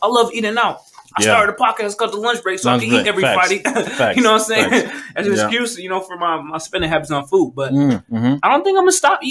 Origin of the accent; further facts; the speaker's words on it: Haiti; moved away; I was born in Haiti.